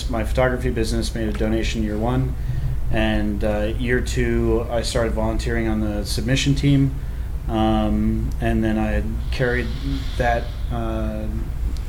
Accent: Northfield, Massachusetts, United States; moved away as an adult; I grew up in Western Massachusetts, a little town of 1,200 people called Northfield, Massachusetts

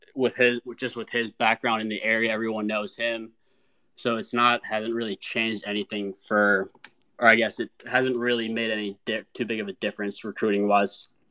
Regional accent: Minnesota, United States; moved away as an adult; now in South Carolina, United States; I grew up originally in Minnesota

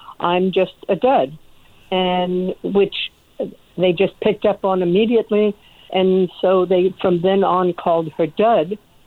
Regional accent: Washington, District of Columbia, United States; also born or lived in Norway / Boston; I came to the United States with my family then, and therefore raised in the greater Washington, D.C. area

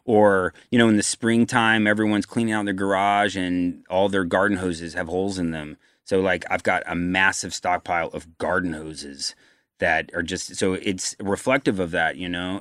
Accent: Virginia, United States; I'm from Virginia

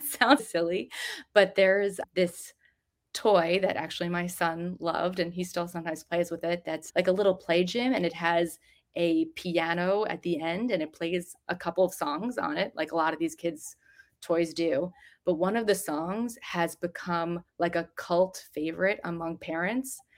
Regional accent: New Jersey, United States; I grew up in New Jersey

